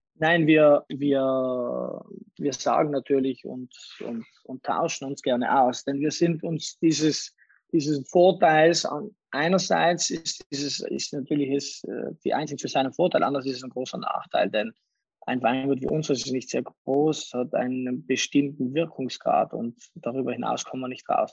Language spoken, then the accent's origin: German; Bolzano, Trentino-Alto Adige, Italy; also born or lived in Salurn, South Tyrol; ich habe zum Teil meine Kindheit in den Bergen oberhalb von Salurn in Südtirol verbracht, dann in der Stadt in Bozen